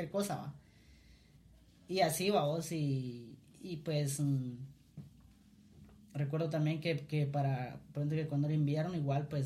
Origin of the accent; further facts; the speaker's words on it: Cuilapa, Santa Rosa, Guatemala; Eh, yo nací acá en Cuilapa, ¿verdad? Soy originario de acá de, de la tierra